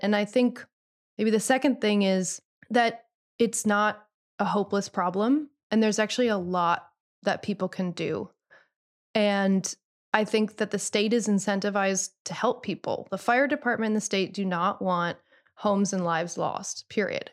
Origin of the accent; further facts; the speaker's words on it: Midwest, United States; now in Los Angeles, United States; like you, I'm from the Midwest originally.